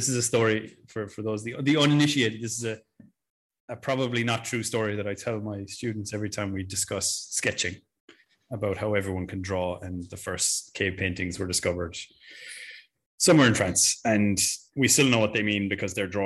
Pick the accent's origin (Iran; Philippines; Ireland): Ireland; I'm Irish